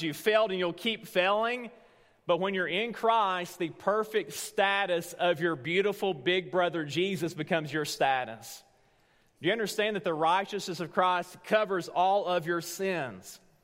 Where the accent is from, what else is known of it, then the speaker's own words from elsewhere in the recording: Tellico Plains, Tennessee, United States; moved away; Teleco Plains, Tennessee, right now. That's my hometown